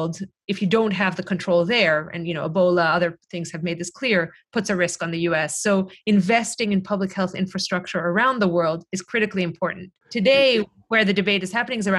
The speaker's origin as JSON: {"language": "English", "country": "Greece", "tie": "born or raised there", "moved": "yes", "said": "my home country where, you know, I grew up, where my parents live in Greece"}